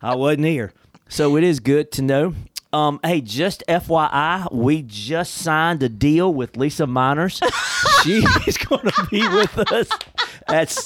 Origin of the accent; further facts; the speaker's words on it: United States; I'm much more of a Christian than I am an American